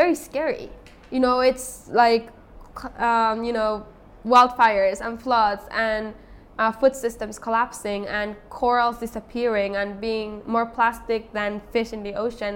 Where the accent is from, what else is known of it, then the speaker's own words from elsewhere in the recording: Otomi Toltec community in central Mexico, Mexico; I am from the Otomi Toltec community in central Mexico